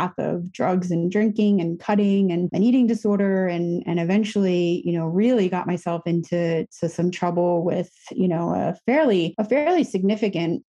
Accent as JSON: {"language": "English", "area": "the Poconos", "region": "Pennsylvania", "country": "United States", "tie": "born or raised there", "moved": "yes", "said": "I grew up in the Poconos"}